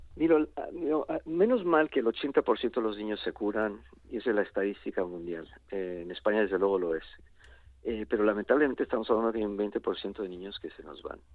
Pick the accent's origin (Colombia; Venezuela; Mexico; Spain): Mexico; yo, incluso nací en México